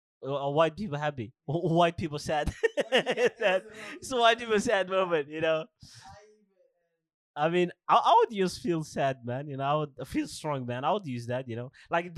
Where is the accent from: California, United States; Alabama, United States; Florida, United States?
Alabama, United States; I am from Alabama.